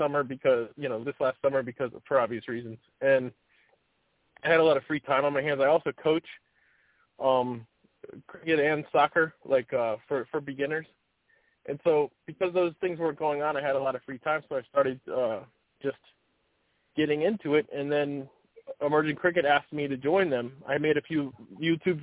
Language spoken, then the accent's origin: English; Maryland, United States; I grew up in Maryland